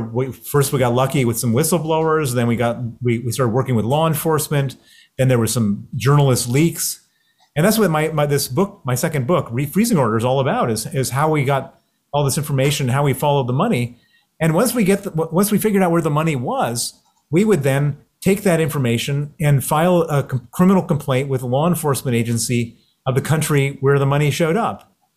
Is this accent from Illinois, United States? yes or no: yes; Chicago, Illinois, United States; accent: American; you can hear my accent. It's American. I grew up in Chicago